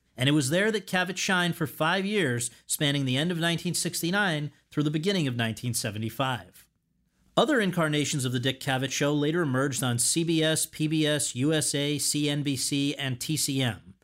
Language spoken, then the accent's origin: English; Woodbridge, Connecticut, United States; moved away; my hometown of Woodbridge, Connecticut